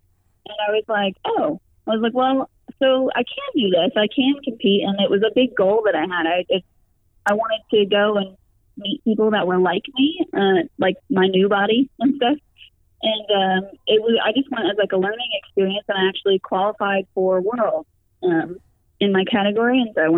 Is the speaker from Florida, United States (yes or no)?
yes; Florida, United States; I was climbing outside all the time, because I came from Florida. I moved to North Carolina specifically so I could be closer to the mountains